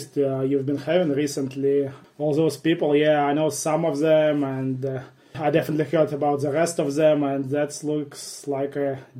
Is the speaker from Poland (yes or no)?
no; Cheboksary, Chuvash Republic, Russia; I grew up in Cheboksary